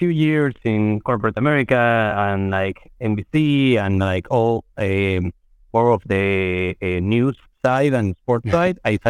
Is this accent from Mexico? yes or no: yes; Mexico City, Mexico; moved away as an adult; now in New York, United States; I'm born and raised in Mexico City. I've been living in New York for about 15 years or so